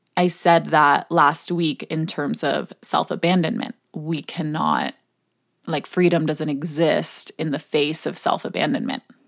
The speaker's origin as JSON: {"language": "English", "country": "Hong Kong", "tie": "born or raised there", "moved": "yes", "said": "growing up in Hong Kong"}